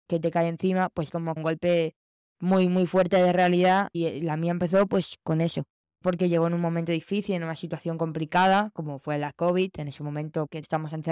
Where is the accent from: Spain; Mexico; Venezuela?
Spain; Barcelona, Catalonia; eh, soy de Barcelona